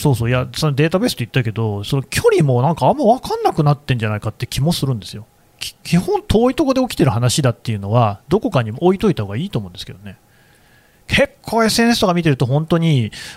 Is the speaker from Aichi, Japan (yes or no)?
yes; Aichi, Japan; 私、愛知出身なんだけど